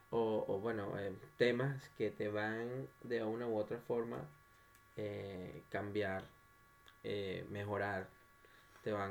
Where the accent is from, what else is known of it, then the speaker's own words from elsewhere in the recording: Maracay, Aragua, Venezuela; De Maracay.